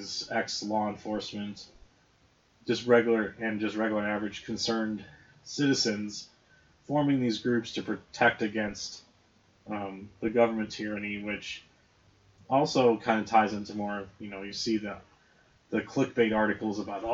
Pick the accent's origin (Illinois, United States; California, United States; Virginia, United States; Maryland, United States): Illinois, United States; Lake County; growing up in Lake County, Illinois